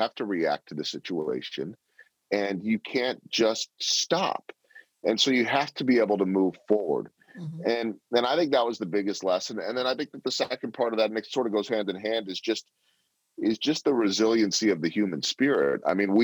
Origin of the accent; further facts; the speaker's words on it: Chicago, Illinois, United States; now in Kansas City, United States; where I grew up in Chicago